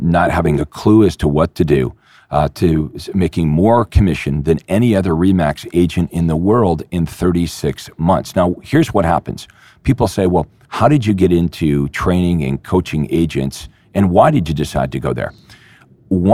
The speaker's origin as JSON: {"language": "English", "town": "Toronto", "region": "Ontario", "country": "Canada", "tie": "born or raised there", "said": "my hometown in Toronto"}